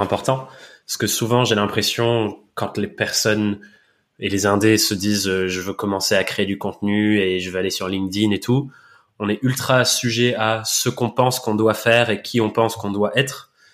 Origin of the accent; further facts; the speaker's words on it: England, United Kingdom; accent: English; moved away; je suis anglais de naissance et de nationalité